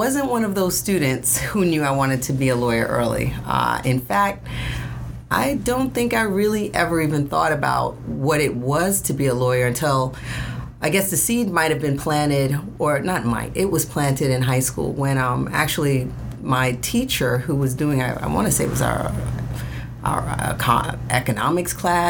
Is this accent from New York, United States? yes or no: yes; New York City, New York, United States; I'm from Brooklyn.